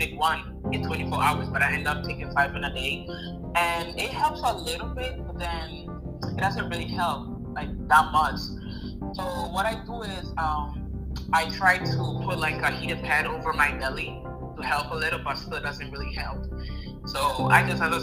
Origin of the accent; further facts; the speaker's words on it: Italy; first language Italian; English is a second language; also born or lived in Ghana / America; now in United States; I'm from Ghana in America. But I was raised in Italy for a long time.